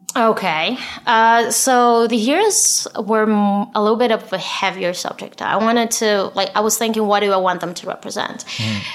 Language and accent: English; Israel; English is a second language; I'm from Israel